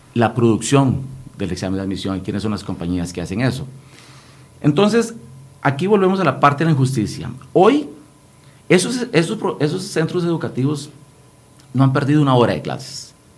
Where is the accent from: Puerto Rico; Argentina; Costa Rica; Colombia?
Costa Rica; Guanacaste; yo provengo de la provincia de Guanacaste, yo soy diputado de la provincia de Guanacaste.